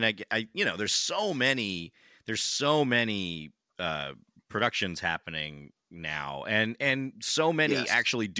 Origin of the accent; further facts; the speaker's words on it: California, United States; I'm from California. We make the movies, so I have a lot of questions here.